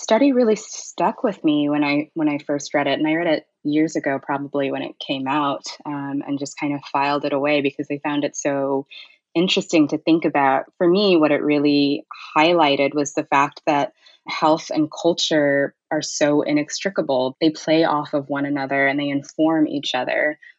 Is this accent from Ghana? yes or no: yes; Ghana; now in United States; when I left my house, people didn't necessarily see me as a Ghanaian anymore.